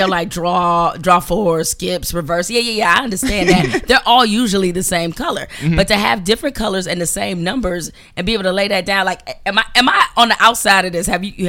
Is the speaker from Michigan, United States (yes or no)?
yes; Detroit, Michigan, United States; I'm from Detroit. We don't do that.